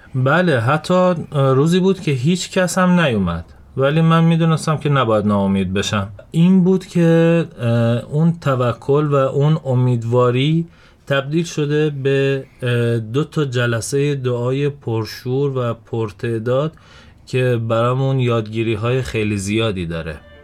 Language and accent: Persian; Shiraz, Fars, Iran; توی شیراز به دنیا اومدم